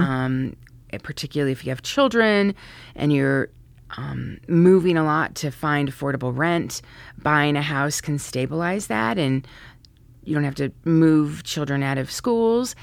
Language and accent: English; Santa Fe, New Mexico, United States; moved away as an adult; also born or lived in Colorado; now in Washington, D.C., United States; I was fortunate to grow up in Santa Fe, New Mexico